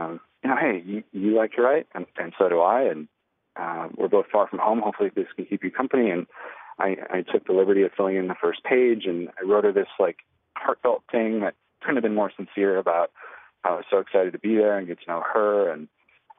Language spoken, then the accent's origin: English; Minneapolis, Minnesota, United States; We're both from Minneapolis